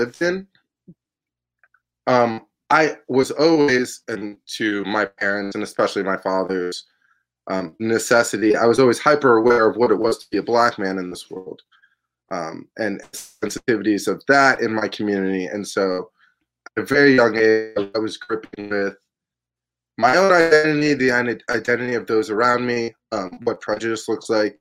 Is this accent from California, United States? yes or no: no; New York City, New York, United States; also born or lived in Boston; I grew up in New York City. I grew up on the Upper West Side mostly